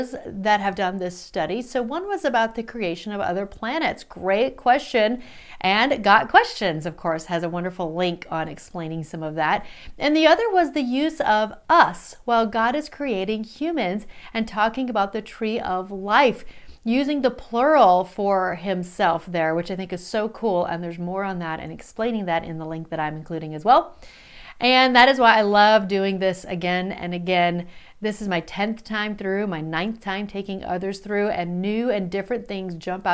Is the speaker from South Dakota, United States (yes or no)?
yes; South Dakota, United States; my parents knew that their kids needed to know English, especially growing up in South Dakota